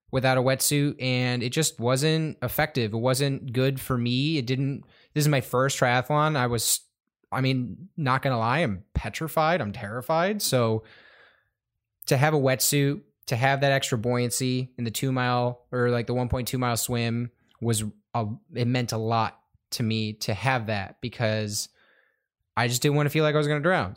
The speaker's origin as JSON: {"language": "English", "town": "Madison Heights", "region": "Michigan", "country": "United States", "said": "I'm from the Madison Heights area, Michigan."}